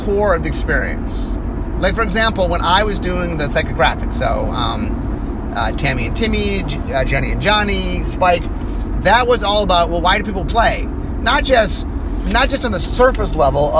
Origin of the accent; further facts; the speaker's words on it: Cleveland, Ohio, United States; I grew up in Cleveland, Ohio